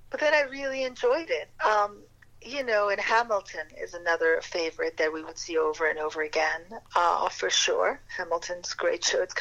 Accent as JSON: {"language": "English", "town": "Paris", "region": "Île-de-France", "country": "France", "tie": "born or raised there", "said": "I grew up in Europe. My father was asked by the William Morris Agency to open up the very first offices of, uh, of the William Morris in Paris, in France."}